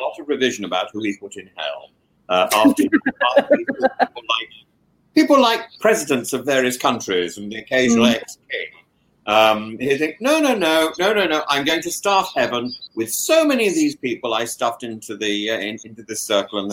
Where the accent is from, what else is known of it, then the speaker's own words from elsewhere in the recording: Greece; Just take it from a modern Greek